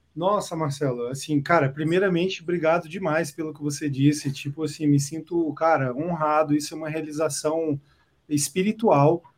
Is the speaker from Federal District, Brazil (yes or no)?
yes; Brasília, Federal District, Brazil; now in São Paulo, Brazil; Eu que nasci em Brasília, cresci em Brasília